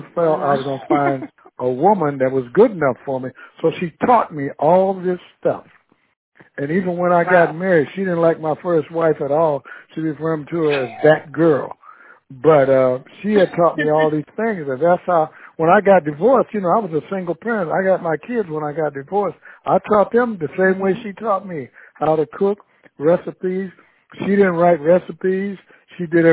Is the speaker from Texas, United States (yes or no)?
no; Columbus, Ohio, United States; now in Yucca Valley, United States; I grew up with Nancy in Columbus, Ohio